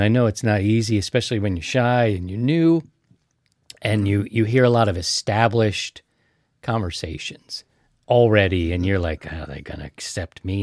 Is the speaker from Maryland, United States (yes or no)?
yes; Baltimore, Maryland, United States; I'm from Baltimore.